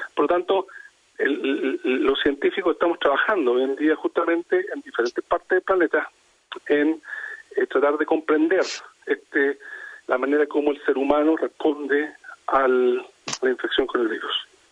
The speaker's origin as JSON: {"language": "Spanish", "country": "Chile", "said": "en nuestro caso Chile"}